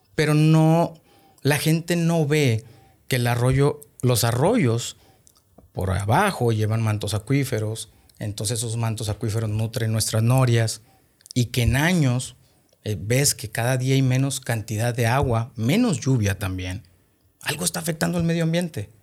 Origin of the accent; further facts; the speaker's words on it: Monterrey, Nuevo León, Mexico; also born or lived in Los Herreros, Nuevo León; nací aquí en Monterrey, este, orgullosamente regio